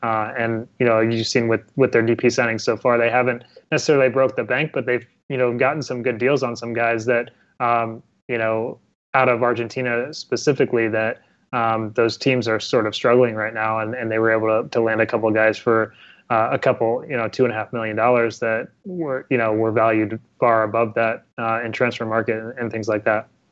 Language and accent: English; Ohio, United States; I'm actually from Ohio myself